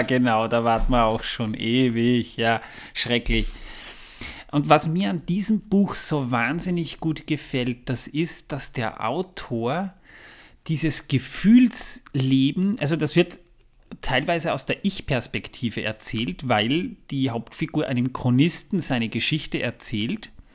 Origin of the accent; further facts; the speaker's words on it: Waldviertel, Lower Austria, Austria; bei uns im Waldviertel